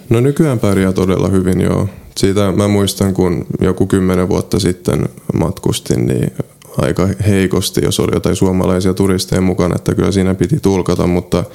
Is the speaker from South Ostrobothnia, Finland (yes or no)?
yes; Seinäjoki, South Ostrobothnia, Finland; first language Polish; moved away as an adult; now in Gdańsk, Poland; itse olen syntynyt Seinäjoella, Pohjois, no ei nyt ihan Pohjois-Pohjanmaalla, mutta Etelä-Pohjanmaalla. Kävin Suomessa koulun